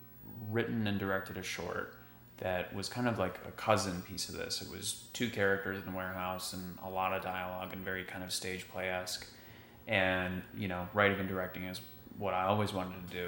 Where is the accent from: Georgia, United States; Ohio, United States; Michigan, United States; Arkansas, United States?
Michigan, United States; moved away; I'm from Michigan originally.